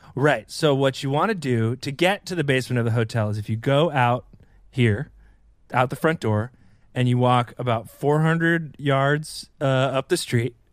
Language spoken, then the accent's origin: English; Columbia, North Carolina, United States; moved away; I'm from Columbia, North Carolina